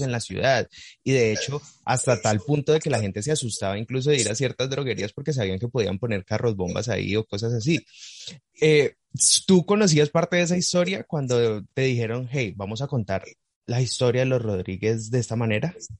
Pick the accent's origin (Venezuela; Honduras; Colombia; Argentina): Colombia; Cali, Valle del Cauca; yo soy de Cali, yo estoy aquí